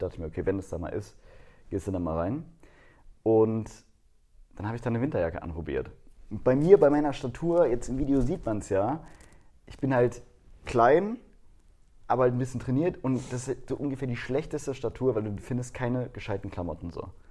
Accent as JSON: {"language": "German", "region": "Baden-Württemberg", "country": "Germany", "said": "bei uns in Baden-Württemberg"}